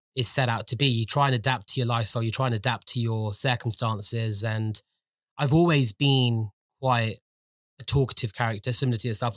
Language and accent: English; London, United Kingdom; I was born and brought up in London. I was, um, born and brought up in West London